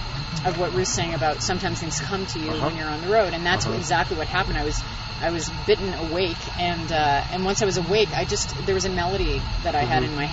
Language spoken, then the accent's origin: English; Winnipeg, Manitoba, Canada; we're from Winnipeg, so we understand mosquitoes